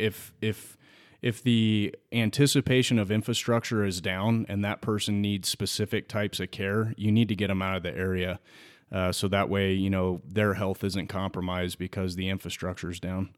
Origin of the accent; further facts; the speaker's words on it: California, United States; born and raised in California